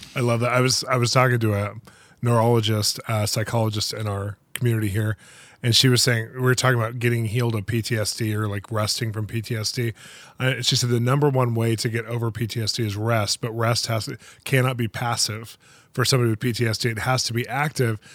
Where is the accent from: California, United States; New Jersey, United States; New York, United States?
California, United States; now in Los Angeles, United States; I'm from California